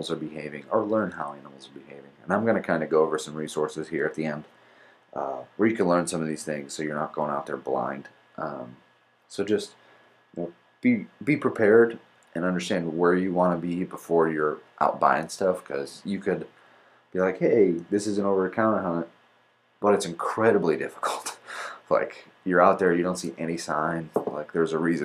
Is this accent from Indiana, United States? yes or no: yes; Indiana, United States; moved away; I'm from Indiana originally